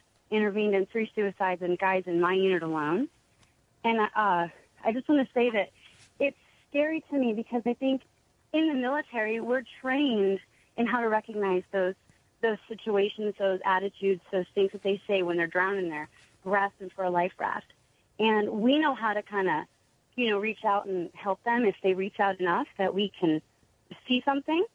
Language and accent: English; West Virginia, United States; now in California, United States; I'm from West Virginia, but now I live here in California